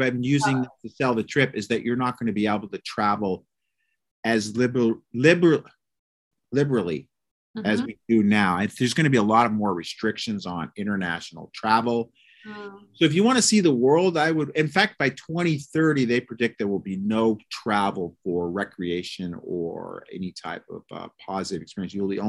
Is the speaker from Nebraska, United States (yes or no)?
yes; Omaha, Nebraska, United States; I'm freaking from Omaha, Nebraska, bro. I'm from the breadbasket. I'm freaking hardcore American.